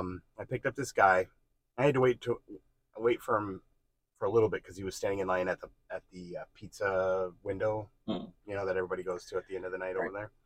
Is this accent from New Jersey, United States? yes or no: yes; New Jersey, United States; moved away; I'm from New Jersey.